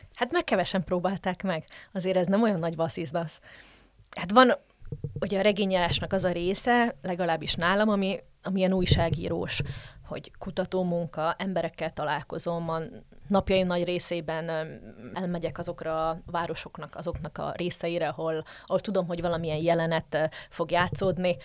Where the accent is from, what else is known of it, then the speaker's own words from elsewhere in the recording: Slovakia; moved away as an adult; also born or lived in Žitný ostrov (Csallóköz); now in Brussels, Belgium; magyar vagyok, max hozzáteszem azt, hogy szlovákiai vagy felvidéki magyar